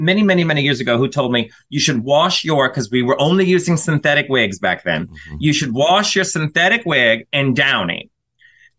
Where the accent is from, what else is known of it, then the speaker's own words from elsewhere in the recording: the South, United States; I'm from the South